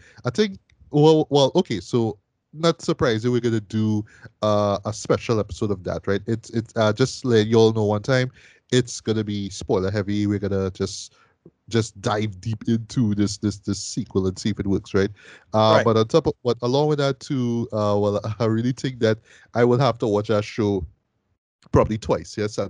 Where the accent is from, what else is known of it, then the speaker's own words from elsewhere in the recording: Trinidad & Tobago; Like I'm talking as a Trinidadian.